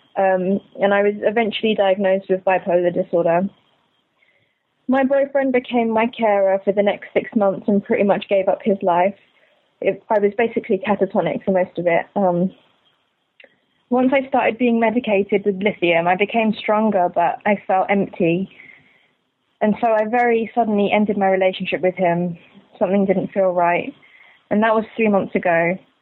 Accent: London, United Kingdom; I'm 24, I'm from London

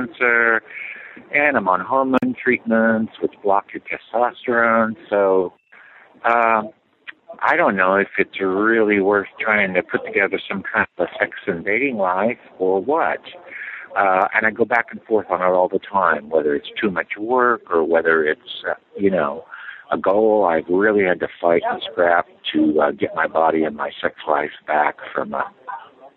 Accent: the Bible Belt, United States; I grew up in the Bible Belt with a very negative Christian family

